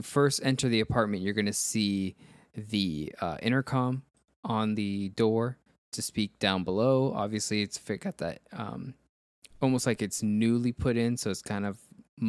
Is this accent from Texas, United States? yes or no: no; Miami, Florida, United States; In Miami, when I was growing up in Miami, those were everywhere.